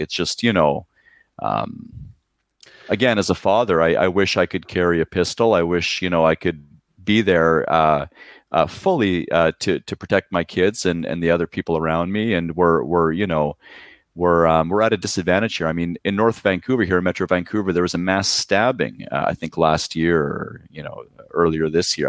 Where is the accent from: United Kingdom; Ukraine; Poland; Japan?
Poland; now in Surrey, Canada; I was born in Poland